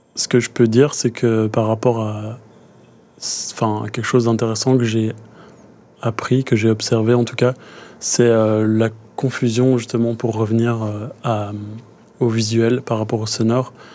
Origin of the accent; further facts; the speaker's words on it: Brussels, Brussels-Capital Region, Belgium; J'ai grandi à Bruxelles